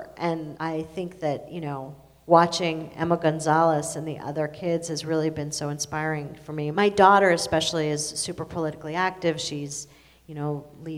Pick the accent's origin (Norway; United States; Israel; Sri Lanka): Israel; moved away; I'm Israeli. I was born in Israel.